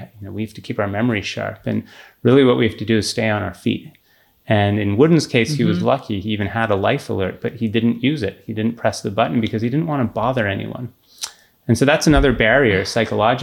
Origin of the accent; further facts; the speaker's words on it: Canada; growing up in Canada